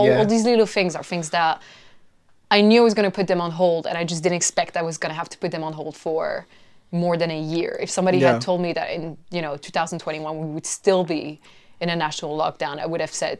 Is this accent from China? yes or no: yes; China; also born or lived in South Korea / Mexico / France; now in London, United Kingdom; I've been living in London for 8 years, but I'm originally Mexican and French, and I grew up in China and South Korea.